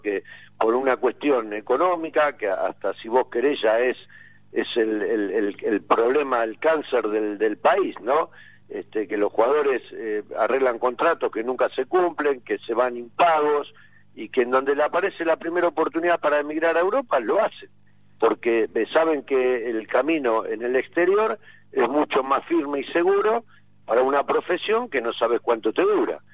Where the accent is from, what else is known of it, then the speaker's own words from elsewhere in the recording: Argentina; soy argentino